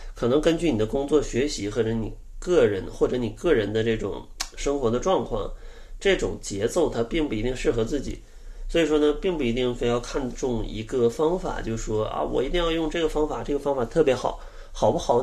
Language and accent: Chinese; Northeast China, China; 我是个东北人，呃，小时候吃的真的是挺重口的